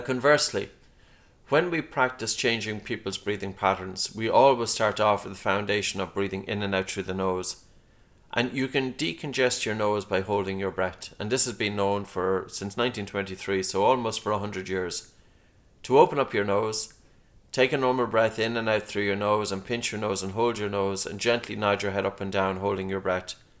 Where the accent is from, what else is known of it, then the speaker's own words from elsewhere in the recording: Dunboyne, Leinster, Ireland; I grew up in a town, Dunboyne, County Meath